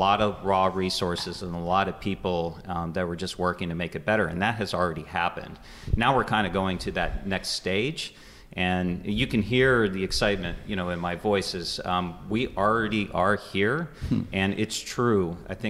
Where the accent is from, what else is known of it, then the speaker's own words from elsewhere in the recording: Florida, United States; also born or lived in Louisiana, United States; I have ties to southwestern Pennsylvania. I grew up in other parts of the country, including Florida and actually Louisiana.